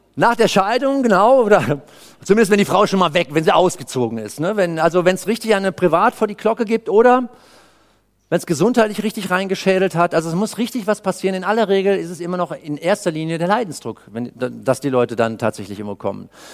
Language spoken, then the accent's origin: German; Cologne, North Rhine-Westphalia, Germany; Ich komme aus Köln